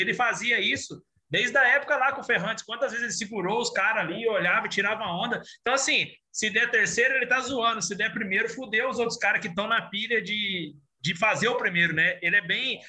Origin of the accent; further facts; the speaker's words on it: Brazil; eu sou do Brasil